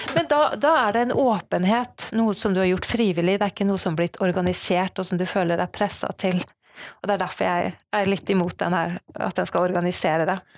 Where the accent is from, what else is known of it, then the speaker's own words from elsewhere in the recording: Sandefjord, Vestfold, Norway; now in Bergen, Norway; Jeg kommer fra Sandefjord, men bor i Bergen